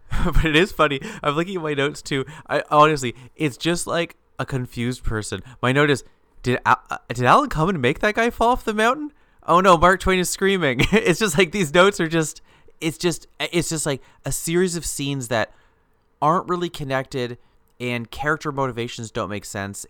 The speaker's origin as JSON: {"language": "English", "country": "Canada", "said": "we're both Canadian"}